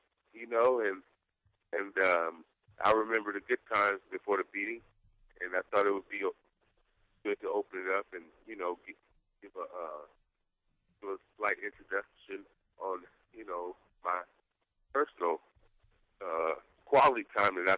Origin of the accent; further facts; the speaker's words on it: Northern California, United States; I'm from Northern California